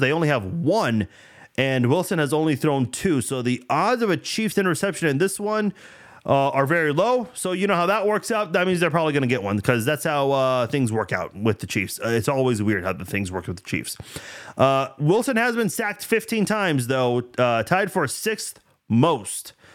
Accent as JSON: {"language": "English", "country": "Iran", "moved": "yes", "lives_now": "United States", "said": "I'm from Iran"}